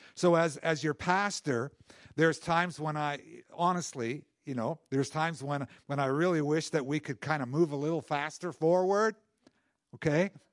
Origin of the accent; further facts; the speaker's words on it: Canada; as Canadian citizens, we participate in the culture and, and, uh, you know, i, in the direction of our country